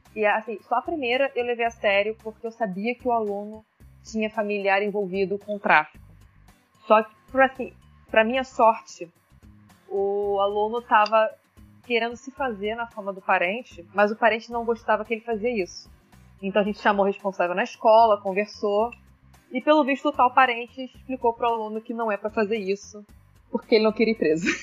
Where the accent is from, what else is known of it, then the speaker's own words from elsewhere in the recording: Baixada Fluminense, Rio de Janeiro, Brazil; Eu sou nascida e criada na Baixada Fluminense